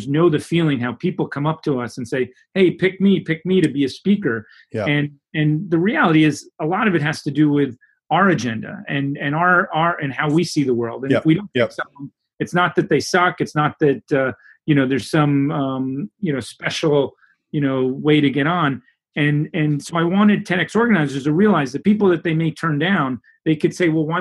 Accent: New York City, New York, United States; I grew up in New York City

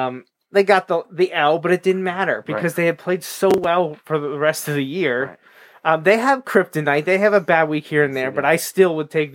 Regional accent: United States

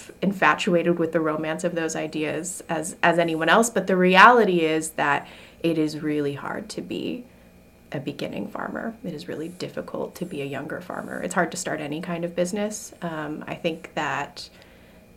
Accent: Wyoming, United States; also born or lived in Colorado; now in Maine, United States; I'm from Wyoming myself. My grandfather had a cattle ranch in South Dakota, and then I grew up in Wyoming and Colorado.

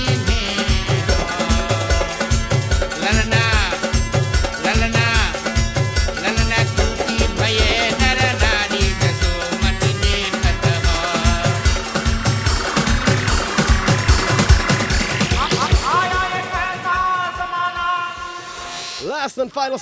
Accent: Guyana; I'm Guyanese

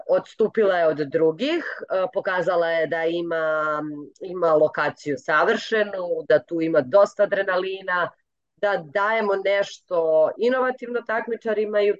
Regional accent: Gornji Milanovac, Šumadija and Western Serbia, Serbia; ja sam iz Gornjeg Milanovca

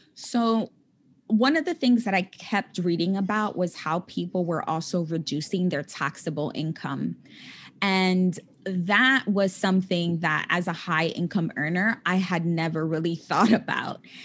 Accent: New York City, New York, United States; moved away as an adult; also born or lived in California; now in New York City, United States; I was born and raised in the Bronx

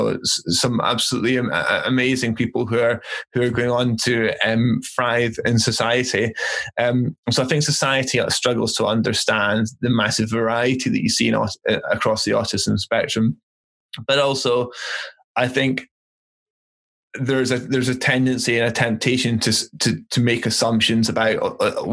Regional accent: Aberdeen, Scotland, United Kingdom; I grew up in Aberdeen

